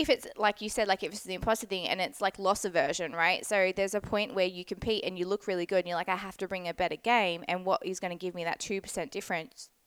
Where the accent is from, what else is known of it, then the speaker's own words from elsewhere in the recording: Scarborough, Western Australia, Australia; now in New South Wales, Australia; my hometown. So in Scarb. So definitely my old stomping ground